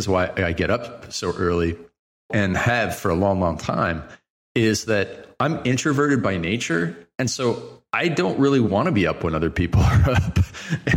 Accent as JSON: {"language": "English", "country": "Canada", "said": "I'm Canadian."}